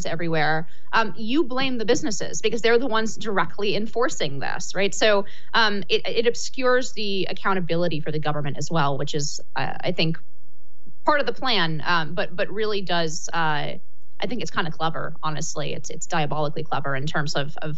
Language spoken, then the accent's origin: English; United States; as an American